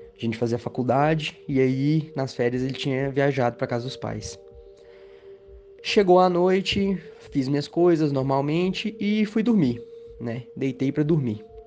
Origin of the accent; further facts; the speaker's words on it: Goiânia, Goiás, Brazil; eu sou de Goiânia, Goiás.